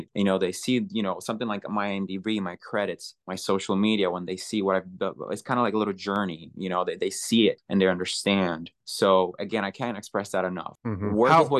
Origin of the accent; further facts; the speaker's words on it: Puerto Rico; now in Los Angeles, United States; I am originally born and raised in Puerto Rico.